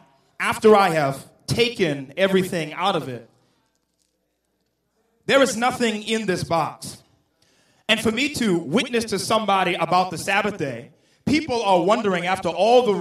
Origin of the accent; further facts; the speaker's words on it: the South, United States; I come from the South